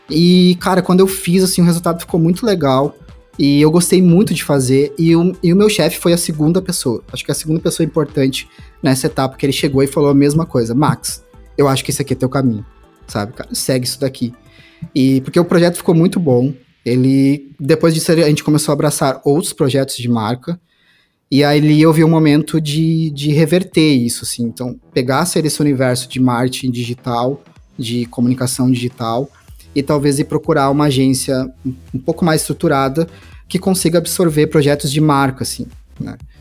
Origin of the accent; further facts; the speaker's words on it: Santa Cruz do Sul, Rio Grande do Sul, Brazil; Eu sou de Santa Cruz do Sul, é uma cidade do interior do Rio Grande do Sul